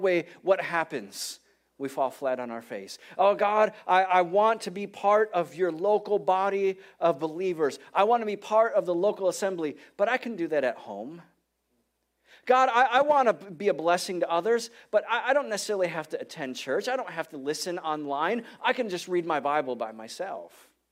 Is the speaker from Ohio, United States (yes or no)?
no; Detroit, Michigan, United States; moved away; I'm from Detroit. I grew up in Detroit